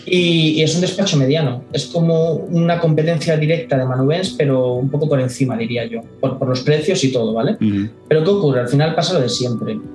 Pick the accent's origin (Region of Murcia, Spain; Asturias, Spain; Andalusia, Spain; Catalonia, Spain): Andalusia, Spain; Granada; also born or lived in Barcelona; now in Málaga, Spain; Granada, que es mi ciudad de origen.